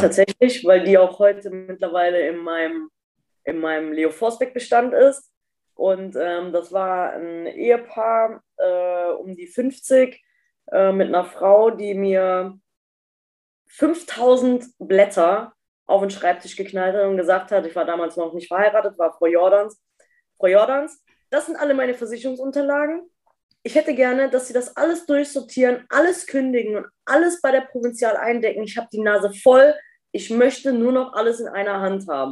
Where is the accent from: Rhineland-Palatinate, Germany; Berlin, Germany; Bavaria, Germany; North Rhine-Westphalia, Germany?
North Rhine-Westphalia, Germany; Eifel, near Bad Münstereifel; also born or lived in Duisburg; aus dem Dorf raus, wo ich groß geworden